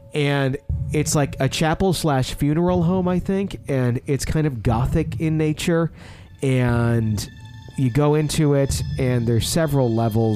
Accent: Fond du Lac, Wisconsin, United States; now in Kansas, United States; a funeral home I was in several times as a child in Fond du Lac in my hometown

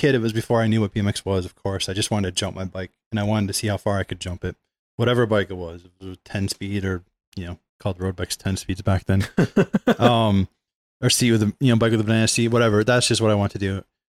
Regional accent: Michigan, United States; I was in Lower Michigan, kind of moved around like every year or two. So I was always in a different place, but, you know, suburbs of Detroit, basically.

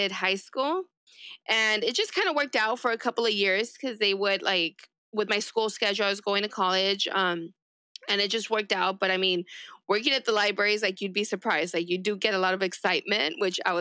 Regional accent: East Los Angeles, California, United States; first language Spanish; English is a second language; I grew up in East

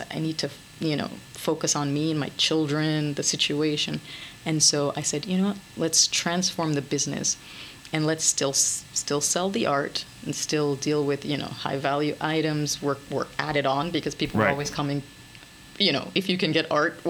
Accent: France; moved away; Well, no. 2006 is when I came here from France.

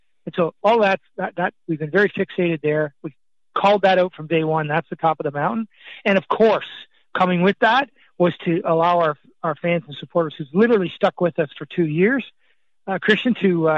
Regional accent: Scotland, United Kingdom; now in Canada; I was born in Scotland. I've been in Canada for 55 years now

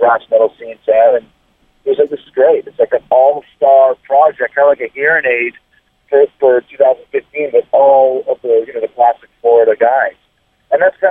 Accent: Canada; now in Tampa, United States; growing up in Canada

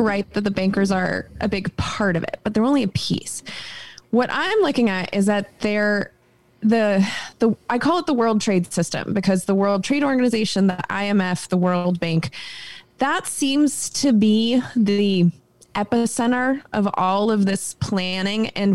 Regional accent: United States; as an American

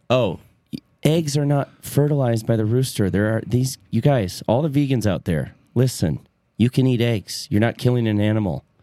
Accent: between Flint and Detroit, Michigan, United States; I grew up in between Flint and Detroit, and I grew up in a white suburb

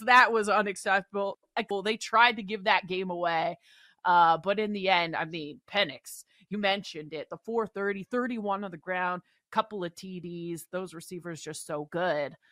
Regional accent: Seattle, Washington, United States; I am from Seattle

